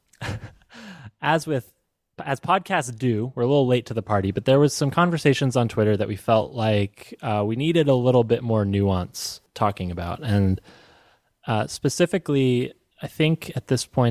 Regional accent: Evergreen, Colorado, United States; You're in my home state

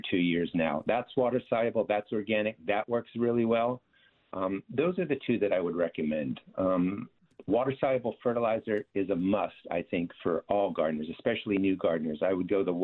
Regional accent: New Jersey, United States; I actually grew up in a garden state, so I'm from South Jersey

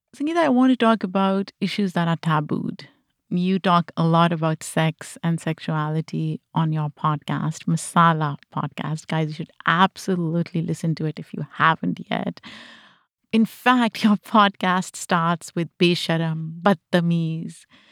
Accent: Pakistan; moved away; Growing up in Pakistan, I experienced firsthand the influence of a collectivist society

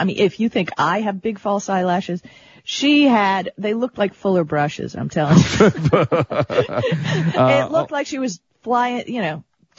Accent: Miami Beach, Florida, United States; Miami Beach. I went to Miami Beach High, Central Beach Elementary, and the University of Miami.

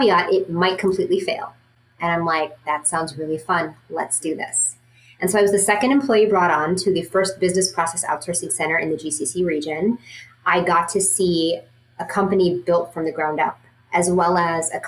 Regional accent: Dubai, United Arab Emirates; moved away; growing up in Dubai

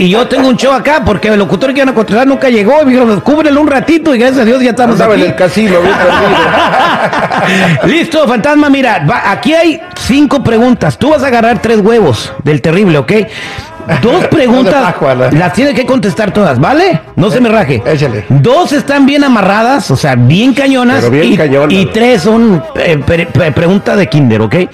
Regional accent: San José de Caño, Durango, Mexico; Nosotros somos de San José de Caño, Durango.

